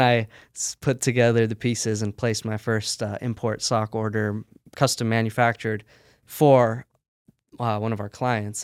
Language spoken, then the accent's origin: English; United States; I was born and raised here in the States